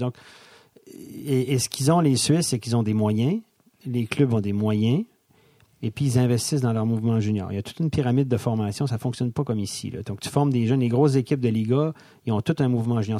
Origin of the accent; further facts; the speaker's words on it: Donnacona, Quebec, Canada; accent: Québécois; moved away as an adult; also born or lived in Montreal, Canada; now in Switzerland; je viens de la région de Québec, ouais. Donnacona, euh, une demi-heure de Québec. J'ai étudié à euh, cégep à Cap-Rouge